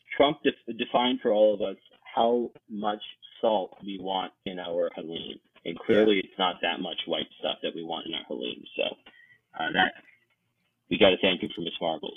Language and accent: English; Maryland, United States; the people here in my home state of Maryland